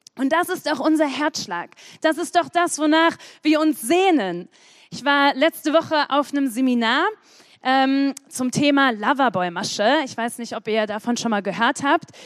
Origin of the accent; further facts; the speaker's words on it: Sprockhövel, North Rhine-Westphalia, Germany; Ich komme aus dem bedeutenden Ort Sprockhövel